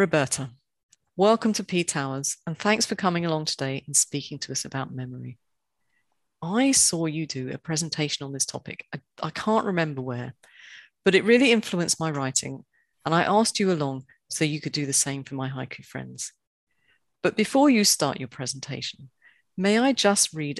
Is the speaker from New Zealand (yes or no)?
no; London, United Kingdom; when I was growing up in the outskirts of London